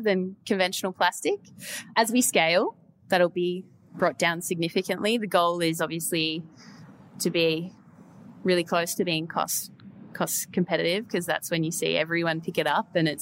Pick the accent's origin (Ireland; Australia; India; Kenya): Australia; Perth, Western Australia; They're based in Perth, which is also my hometown.